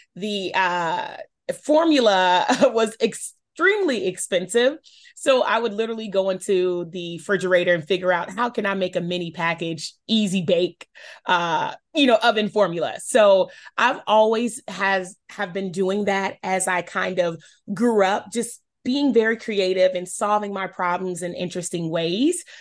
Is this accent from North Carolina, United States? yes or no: yes; Charlotte, North Carolina, United States; I'm born and raised in Charlotte, North Carolina. Um, that is my hometown.